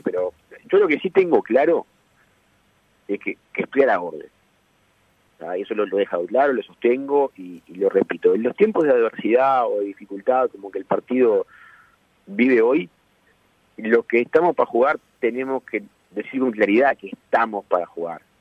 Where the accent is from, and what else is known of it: Uruguay